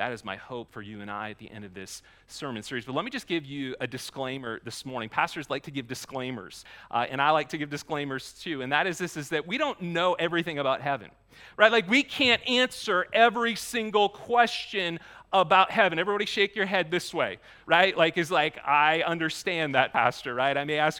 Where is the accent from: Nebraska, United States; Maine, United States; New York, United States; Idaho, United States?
Maine, United States; I grew up in Maine. I say aunt, not aunt.